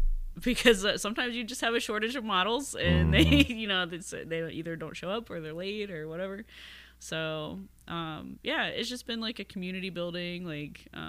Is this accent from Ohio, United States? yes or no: yes; Miamisburg, Ohio, United States; also born or lived in Dayton, Ohio / Bellbrook, Ohio; So I grew up mostly in Miamisburg, but I was born like in Dayton